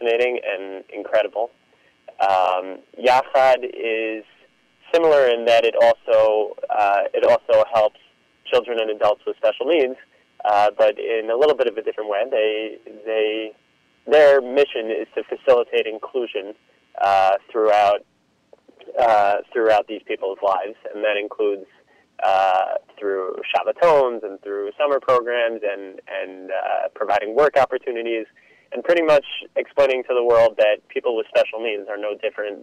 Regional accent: New York City, New York, United States; also born or lived in Israel; I grew up in Queens

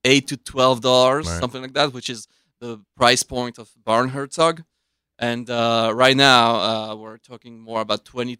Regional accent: Switzerland; now in United States; I was born in Switzerland.

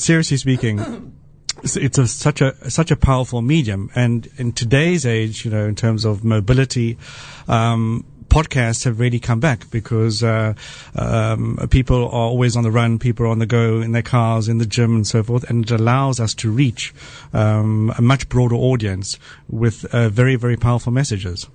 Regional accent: South Africa; moved away; I grew up in South Africa

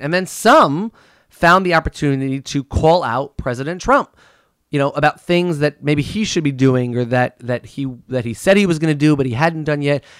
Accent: United States; I am an American

